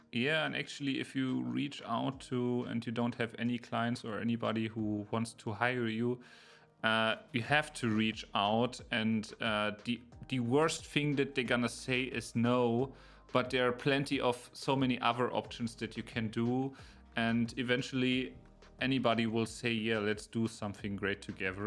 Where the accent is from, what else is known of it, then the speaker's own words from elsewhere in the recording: Berlin, Germany; now in near Munich, Germany; I'm originally from Berlin, and now I'm living in the area close to Munich, but it's a smaller city